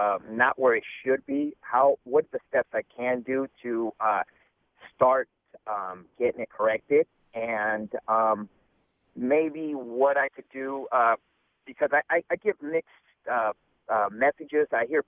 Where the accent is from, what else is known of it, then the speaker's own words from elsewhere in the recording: Bay Area, California, United States; moved away as an adult; also born or lived in San Antonio, Texas; I'm originally from the Bay Area, moved to San Antonio. I loved it there. I came back here unwillingly. I'm here now probably for the next 4 to 5 years.